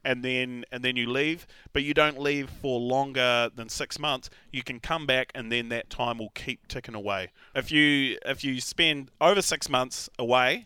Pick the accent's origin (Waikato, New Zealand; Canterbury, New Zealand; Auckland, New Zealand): Waikato, New Zealand; Raglan; also born or lived in Tauranga; my hometown of Raglan